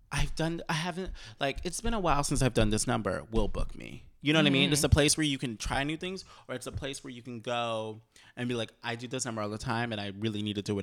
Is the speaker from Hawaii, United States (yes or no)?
no; Ohio, United States; because like I'm from Ohio